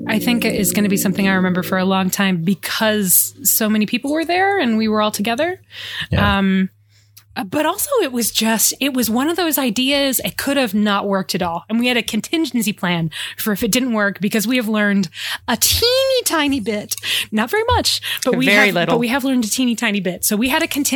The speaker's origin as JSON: {"language": "English", "region": "Michigan", "country": "United States", "accent": "Midwestern", "said": "I am from Michigan"}